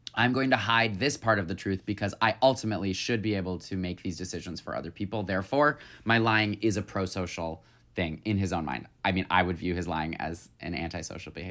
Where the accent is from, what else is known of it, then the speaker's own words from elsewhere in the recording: Michigan, United States; I'm from Michigan.